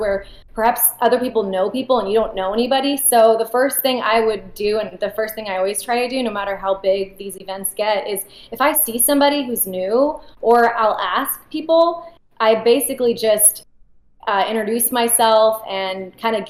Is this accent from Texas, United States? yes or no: yes; Austin, Texas, United States; my parents are both from Iran. I was born here in Austin